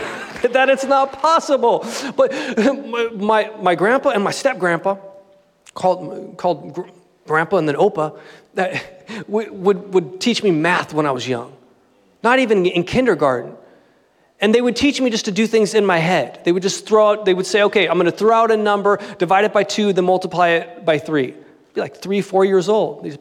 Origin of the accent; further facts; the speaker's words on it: Southern California, United States; born and raised in Southern California